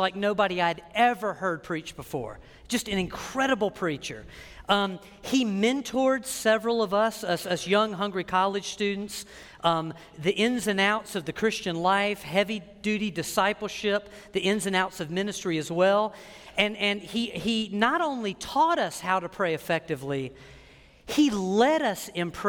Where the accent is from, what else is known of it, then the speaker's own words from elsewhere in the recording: Wilmington, North Carolina, United States; moved away; Wilmington, North Carolina, my hometown